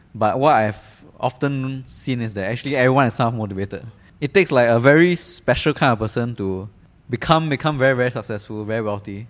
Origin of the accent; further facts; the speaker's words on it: Singapore; as a Singaporean